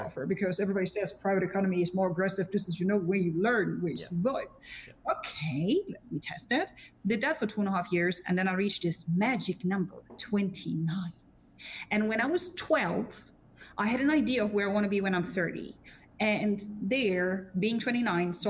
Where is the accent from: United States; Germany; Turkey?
Germany; accent: German; English is a second language; as a German with a very bad accent